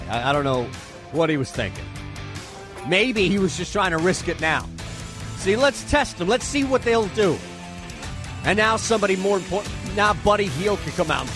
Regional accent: Philadelphia, Pennsylvania, United States; I am, as you know, a Philadelphian, been here forever, born and raised in the Northeast

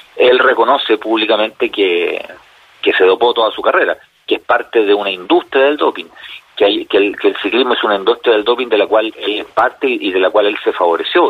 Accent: Chile; como chilenos

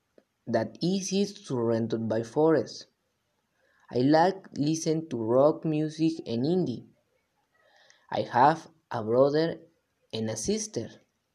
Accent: Veracruz, Mexico; I am from Veracruz. I live with my parents in the suburbs. It is a wonderful sight that is surrounded by forests.

